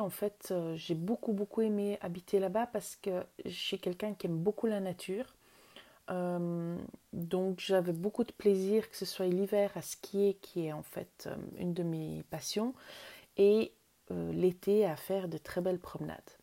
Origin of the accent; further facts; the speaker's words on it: Vaud, Switzerland; moved away as an adult; je suis née en Suisse. J'ai vécu jusqu'à 27 ans en Suisse. Euh, en Suisse, j'ai grandi d'abord dans le canton de Vaud